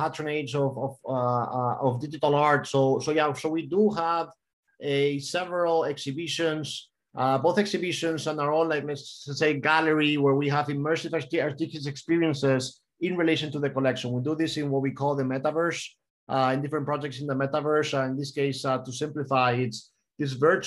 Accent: Miami, Florida, United States; moved away; also born or lived in Spain; born and mostly raised in Miami, but I do have a Spanish background and a lot of culture. I also lived there for many years, so Spain and the U.S.

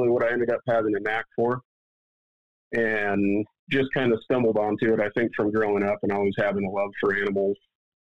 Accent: Washington, United States; I grew up on the west side of the mountains in Washington State

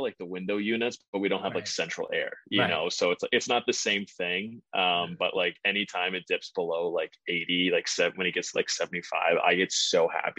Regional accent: St. Louis, Missouri, United States; now in Boston, United States; I'm from St. Louis

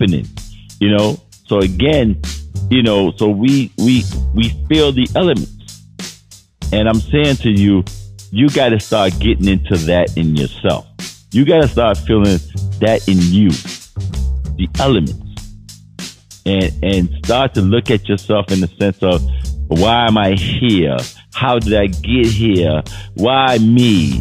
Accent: New York City, New York, United States; I grew up in New York City, so Times Square was like regular for me

